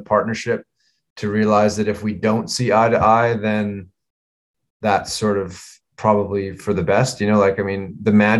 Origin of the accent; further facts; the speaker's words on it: Vancouver, British Columbia, Canada; we grew up in Vancouver together